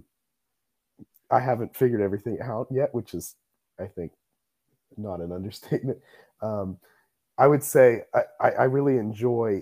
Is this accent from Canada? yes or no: no; Columbus, Ohio, United States; moved away as an adult; now in Indiana, United States; I am from Columbus, Ohio